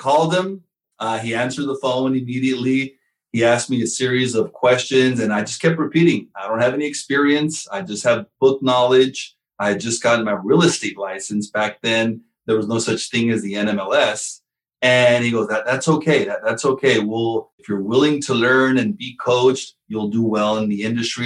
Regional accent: Southern California, United States; I was born here in California, Southern California

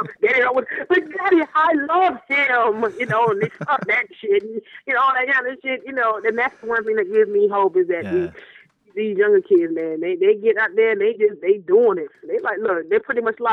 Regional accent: Miami, Florida, United States; down here, growing up in Miami, you know, I was exposed to multicultures at a young age

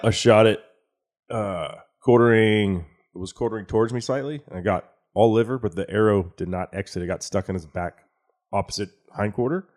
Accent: Texas, United States; I was born right here in Tex-Mex Heaven

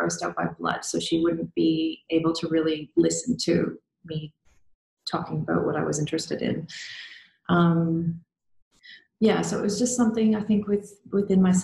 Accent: Canada; moved away; I'm originally from Canada

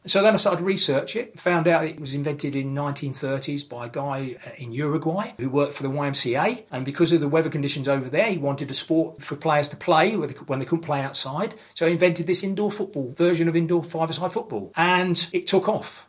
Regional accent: London, United Kingdom; also born or lived in Cambridgeshire; now in Cambridge, United Kingdom; I was brought up in the East End of London, uh, Canning Town

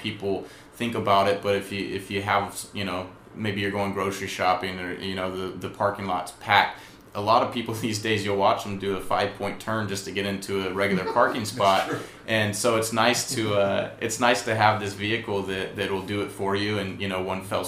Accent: Louisiana, United States; also born or lived in California; now in Sacramento, United States; I'm not originally from California. I'm from Louisiana, and that was part of driver's ed, and that was part of getting your license

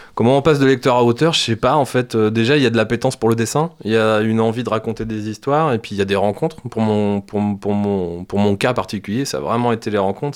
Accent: France; chez nous en France

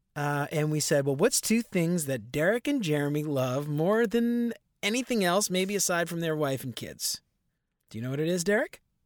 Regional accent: New Orleans, Louisiana, United States; growing up in New Orleans

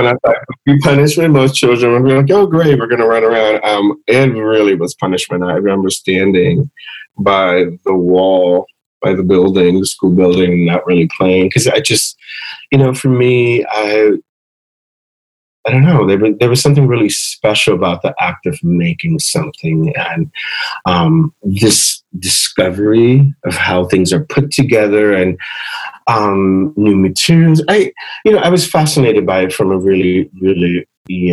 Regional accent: Philadelphia, Pennsylvania, United States; my parents had moved from Puerto Rico to the States, and I was born in Philadelphia

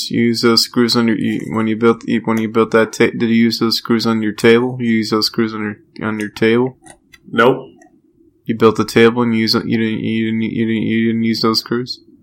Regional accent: Australia; what do you know? I'm Australian.

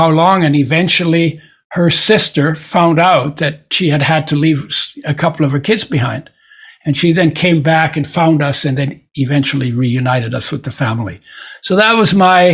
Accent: Poland; I was born in Poland. It was at that time part of Germany.

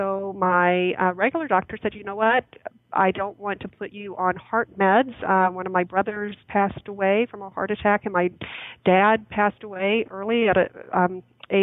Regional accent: Birmingham, Alabama, United States; moved away; I grew up in Birmingham, Alabama

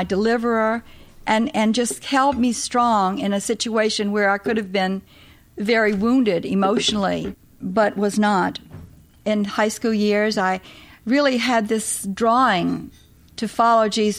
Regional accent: New Orleans, Louisiana, United States; moved away as an adult; I was born in New Orleans, way down yonder in New Orleans.

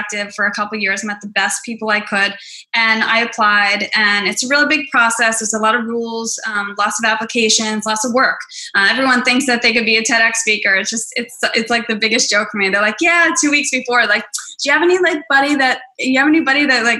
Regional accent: Hoboken, New Jersey, United States; my hometown of Hoboken.

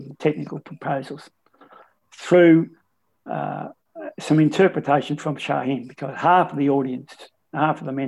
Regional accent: Bendigo, Victoria, Australia; I'm from Kangaroo Flat, which is part of Bendigo.

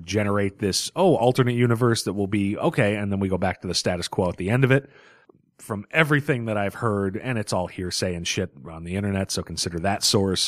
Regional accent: Boston, Massachusetts, United States; as a Bostonian

